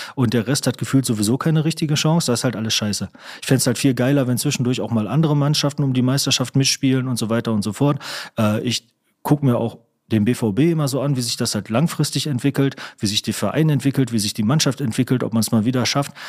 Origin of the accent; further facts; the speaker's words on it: Kamen, North Rhine-Westphalia, Germany; moved away as an adult; aus Kamen gefunden, wo ich herkomme